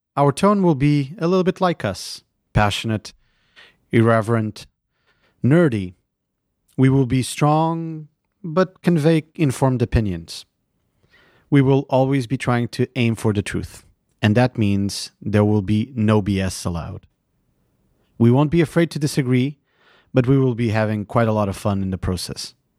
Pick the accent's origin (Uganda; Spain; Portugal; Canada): Portugal; Lisbon; moved away as an adult; also born or lived in London / Beijing; now in San Francisco Bay Area, United States; I've lived in Lisbon, my hometown, London, Beijing, and the San Francisco Bay Area.